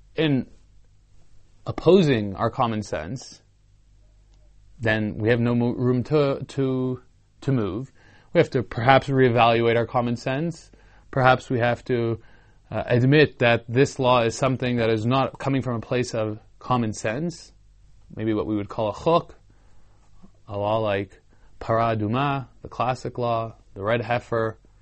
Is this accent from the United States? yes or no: no; Canada; I'm a Canadian